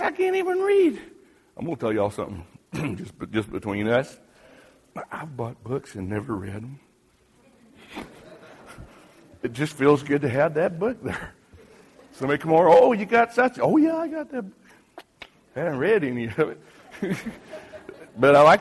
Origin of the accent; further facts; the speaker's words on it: United States; moved away as an adult; now in Haiti; I'm an American. I'm not Haitian